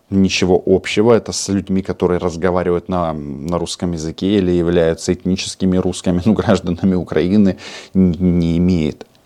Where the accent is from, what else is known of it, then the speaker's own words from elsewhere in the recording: Kazakhstan; born there; Я вам говорил, что я родился в Казахстане.